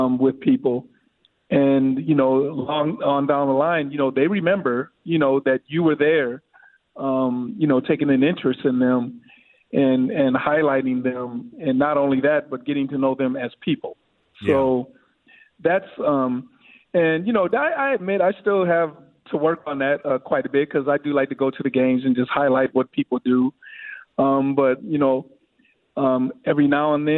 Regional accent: St. Paul, Minnesota, United States; I was from St. Paul, and I lived in the Central neighborhood

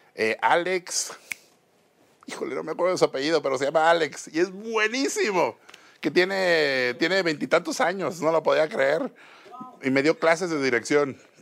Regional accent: Mexico City, Mexico; de chiquito aquí en la Ciudad de México

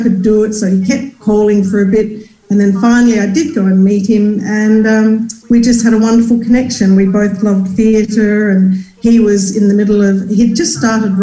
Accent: Australia; moved away; I was from Australia

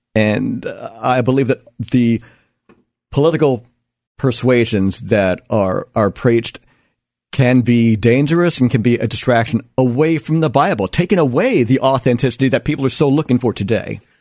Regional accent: United States; as an American

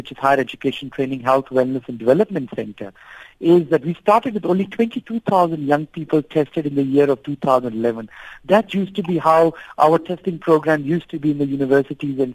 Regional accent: South Africa

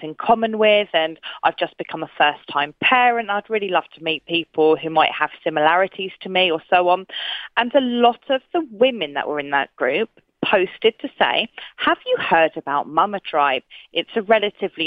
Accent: United Kingdom; moved away as an adult; now in Queensland, Australia; We're both from the United Kingdom

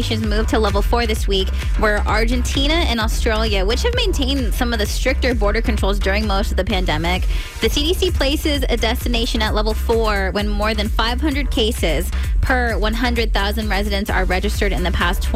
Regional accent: California, United States; moved away as an adult; now in Maryland, United States; I'm from California

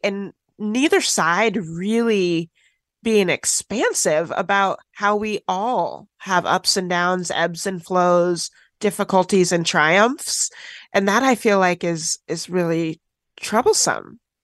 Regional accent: Washington, United States; also born or lived in Tennessee; I grew up in Washington State after being adopted from foster care in Tennessee.

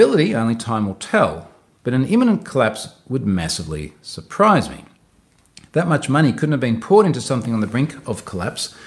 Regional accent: Australia; I'm Australian.

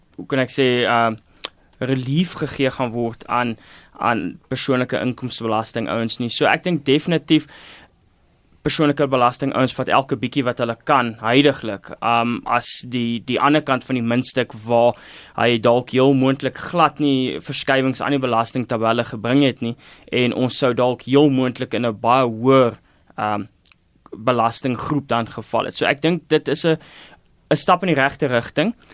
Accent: South Africa

